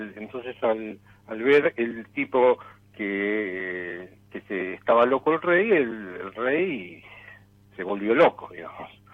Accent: Buenos Aires, Argentina; Y soy de Palermo.

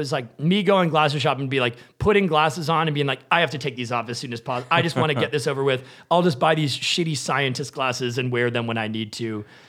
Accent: New Hampshire, United States; I'm from New Hampshire, and it's like the cold winters

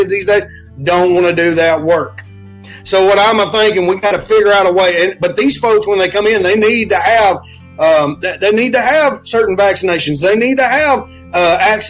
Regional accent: Alabama, United States; I come from Alabama

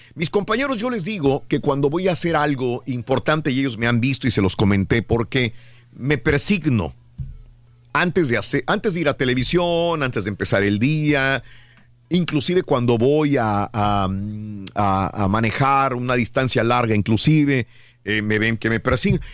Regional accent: Matamoros, Tamaulipas, Mexico; moved away; Si yo me hubiera quedado en Matamoros, Tamaulipas, de donde soy originario

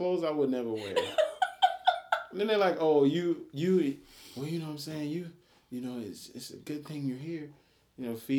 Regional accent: New Orleans, Louisiana, United States; now in Augusta, United States; Well, I'm from New Orleans.

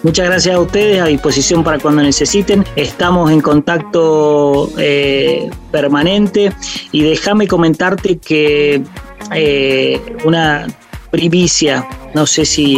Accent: San Juan, Argentina; yo soy de la provincia de San Juan, una provincia vitivinícola por excelencia.

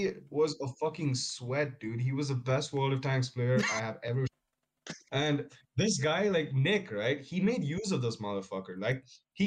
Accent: Bangalore, Karnataka, India; I'm from the south. I'm from Bangalore.

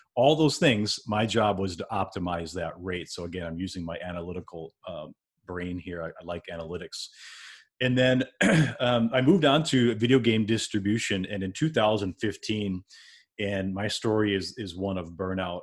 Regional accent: Wisconsin, United States; moved away as an adult; also born or lived in Minneapolis, Minnesota; I'm from Wisconsin, born and raised in Wisconsin, and in two thousand five, I moved over, uh, across state lines, went into the Minneapolis area

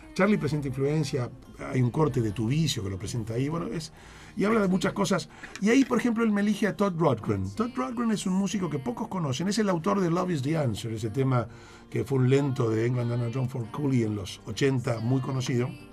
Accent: Argentina; yo soy el periodista argentino que lo entrevistó a McLaughlin

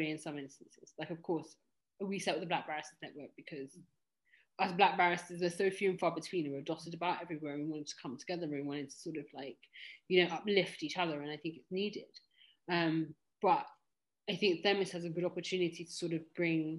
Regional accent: Kenya; I'm also Kenyan

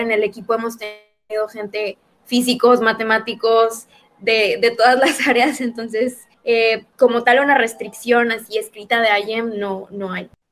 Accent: Monterrey, Nuevo León, Mexico; yo también soy de Monterrey, de, de México

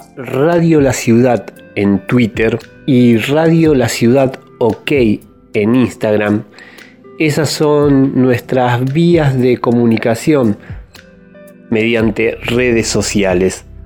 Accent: Argentina

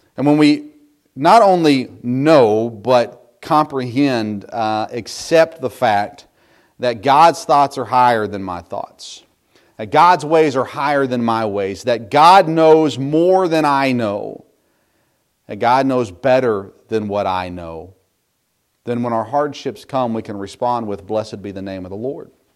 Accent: United States; As American Christians today

